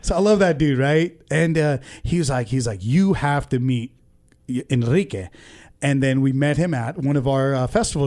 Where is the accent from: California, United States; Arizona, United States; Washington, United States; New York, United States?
California, United States; Ventura; also born or lived in India / Oxnard; I was born in India and I came to the States when I was two. So, um, I went to preschool in Sadi Khoi Elementary, Ventura